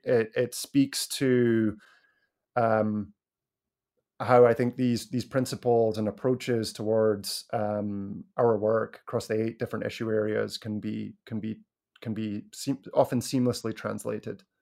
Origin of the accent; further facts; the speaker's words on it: Scotland, United Kingdom; moved away; when I was growing up in Scotland